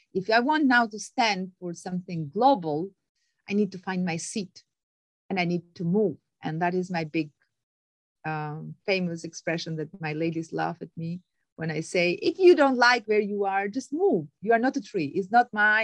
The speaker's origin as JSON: {"language": "English", "country": "Albania", "moved": "yes", "said": "I'm originally from Albania"}